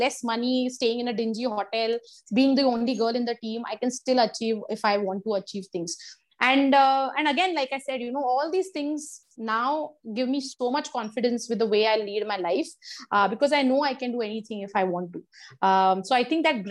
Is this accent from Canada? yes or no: no; India; I went alone as a Indian woman singles player from India